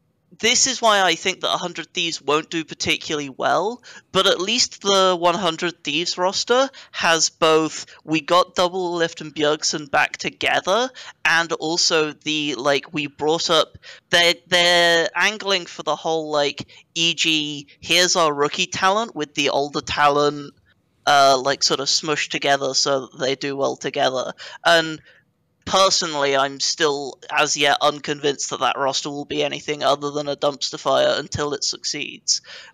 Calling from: United Kingdom; I'm calling from the United Kingdom

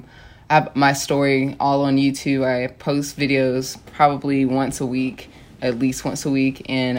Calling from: Los Angeles, California, United States; Venice, Los Angeles, California.

